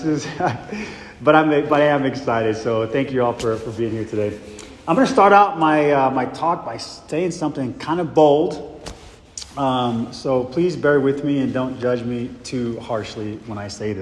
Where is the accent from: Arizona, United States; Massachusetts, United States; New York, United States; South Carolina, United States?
Arizona, United States; Mesa; I grew up in Mesa, Arizona, with three brothers and four sisters.